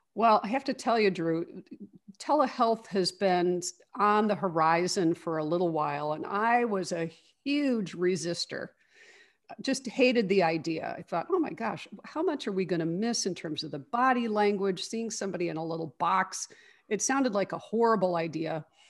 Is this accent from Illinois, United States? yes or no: yes; Chicago, Illinois, United States; I grew up here in Chicago. I've lived in the Chicago area my whole life